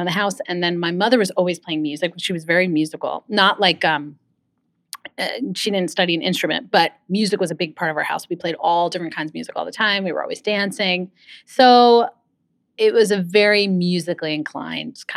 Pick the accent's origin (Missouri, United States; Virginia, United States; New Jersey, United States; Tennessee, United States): New Jersey, United States; Livingston; also born or lived in Manhattan, New York / Fort Lee, New Jersey; now in South Orange, United States; when I was about 5, we moved out to Livingston, New Jersey, where I stayed through high school